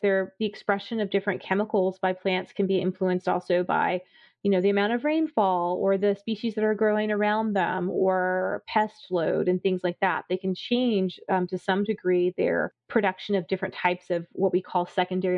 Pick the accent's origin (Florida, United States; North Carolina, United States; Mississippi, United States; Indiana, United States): Florida, United States; South; I grew up in South Florida